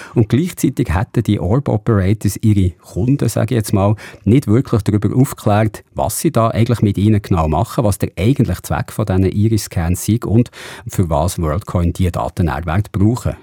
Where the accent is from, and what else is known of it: Switzerland